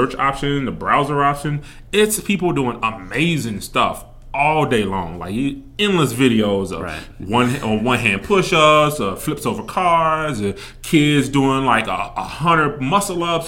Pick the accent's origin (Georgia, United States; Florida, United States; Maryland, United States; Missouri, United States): Missouri, United States; Kansas City; moved away as an adult; now in Las Vegas, United States; I'm coming from Kansas City, Missouri. I've been in Las Vegas for roughly 15 years